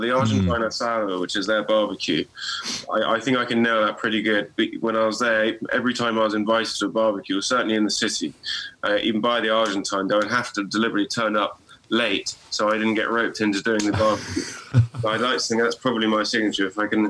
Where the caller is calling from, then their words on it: South East England, United Kingdom; Yeah. I am. I'm in West Sussex. Not too far from Goodwood.